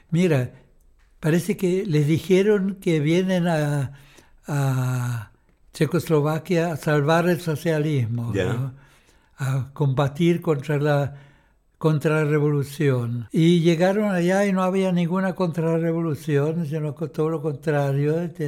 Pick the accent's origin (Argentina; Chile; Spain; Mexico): Chile; Y nosotros, había como 40 chilenos, creo, allá, ¿no?